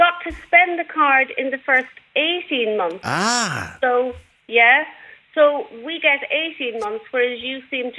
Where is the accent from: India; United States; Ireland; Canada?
Ireland; Oldcastle, County Meath; now in Southport, United Kingdom; I'm in Southport, but I'm actually from Old Castle in County Meath.